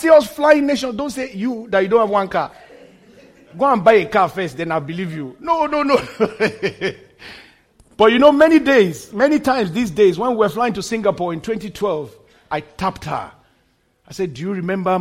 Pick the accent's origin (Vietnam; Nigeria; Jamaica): Nigeria; moved away; In my home country, Nigeria